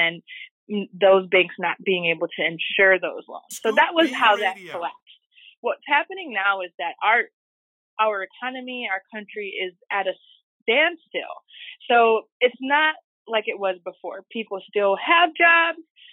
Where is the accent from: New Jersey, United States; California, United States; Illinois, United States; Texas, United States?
Illinois, United States; Chicago; I'm from Humboldt Park in Chicago